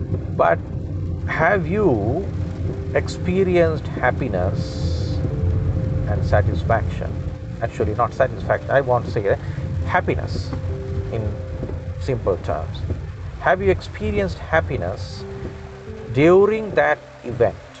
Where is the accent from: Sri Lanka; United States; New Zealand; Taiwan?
Sri Lanka; first language Sinhala; English is a second language; sinhala which is my mother tongue i'm a sri lankan